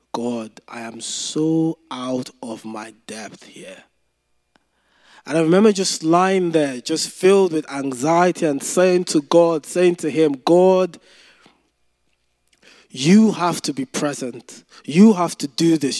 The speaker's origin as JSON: {"language": "English", "country": "Nigeria", "tie": "born or raised there", "said": "when I was growing up in Nigeria"}